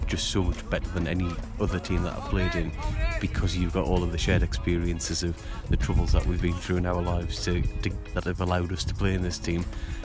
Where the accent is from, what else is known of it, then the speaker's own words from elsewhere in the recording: Chester-le-Street, North East England, United Kingdom; I'm from Chesterley Street, just the home of Durham, up north.